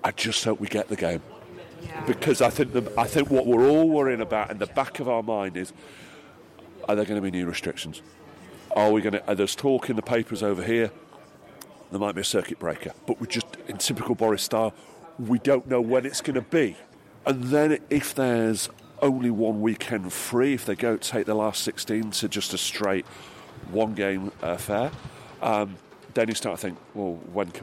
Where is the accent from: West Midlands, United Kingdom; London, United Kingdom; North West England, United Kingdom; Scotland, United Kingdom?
North West England, United Kingdom; Sale; moved away; I'm originally actually from Sale